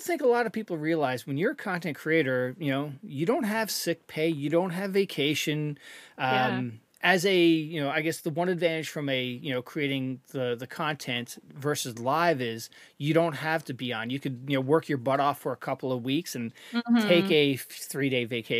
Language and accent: English; Canada; now in United States; I think one advantage of being a Canadian content creator is the whole healthcare aspect of things.